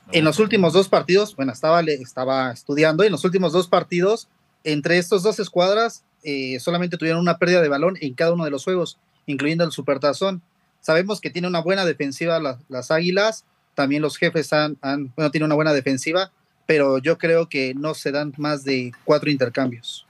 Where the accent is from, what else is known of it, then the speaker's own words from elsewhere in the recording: Mexico City, Mexico; De la Ciudad de México